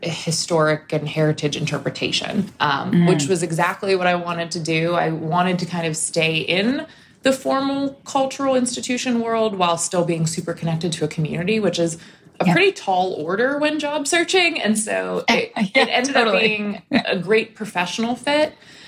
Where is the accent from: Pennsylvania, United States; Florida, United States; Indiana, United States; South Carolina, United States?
Pennsylvania, United States; Pittsburgh; moved away as an adult; also born or lived in Missouri / Virginia; I grew up in Pittsburgh. I went to school in Missouri, spent some time at some other places, was living in Virginia, working in a museum.